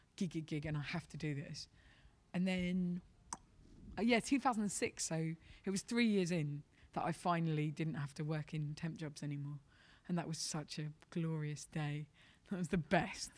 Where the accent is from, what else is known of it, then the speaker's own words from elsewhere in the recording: London, United Kingdom; I'm from London